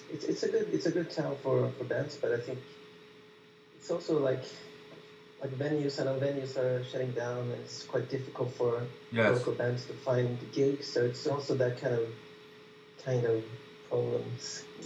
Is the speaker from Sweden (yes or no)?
yes; Gothenburg, Västra Götaland, Sweden; moved away as an adult; also born or lived in Paris; I've been living in Paris for the last 3 years, and now I'm back here in Gothenburg, so it's my hometown